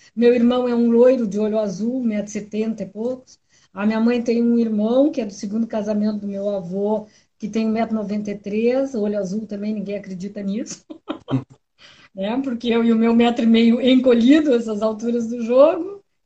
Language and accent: Portuguese; Pelotas, Rio Grande do Sul, Brazil; Eu sou pelotense